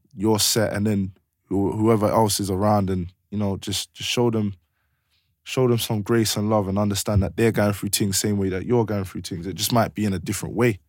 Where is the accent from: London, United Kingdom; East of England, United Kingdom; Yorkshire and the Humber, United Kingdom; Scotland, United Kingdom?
London, United Kingdom; I'm from Blue Borough